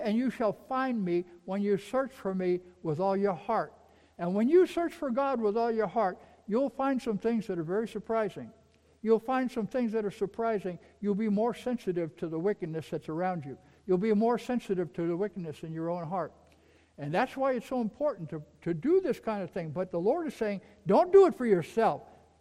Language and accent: English; New York, United States; I'm from New York.